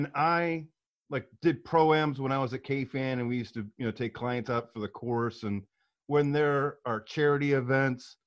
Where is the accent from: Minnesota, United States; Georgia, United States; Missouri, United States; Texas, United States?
Missouri, United States; St. Louis; also born or lived in Chesterfield, Missouri; I was born in North County in St. Anne's Parish.